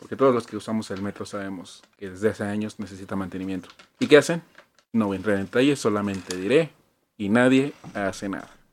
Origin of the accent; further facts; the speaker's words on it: Mexico City, Mexico; Iztapalapa, que es de donde yo vengo